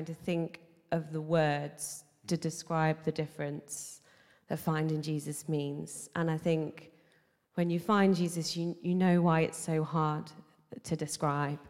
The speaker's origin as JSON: {"language": "English", "town": "Nottingham", "region": "East Midlands", "country": "United Kingdom", "said": "I'm from Nottingham originally"}